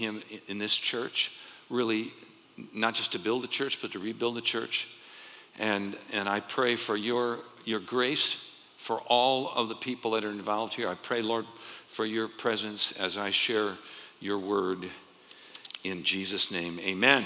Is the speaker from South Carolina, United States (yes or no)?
no; Arizona, United States; also born or lived in Ohio; I grew up here in Arizona